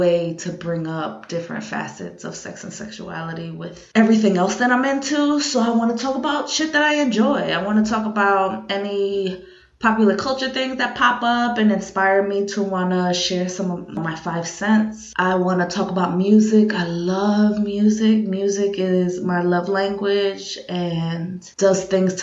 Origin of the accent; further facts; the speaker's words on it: New York, United States; living in New York and being a New Yorker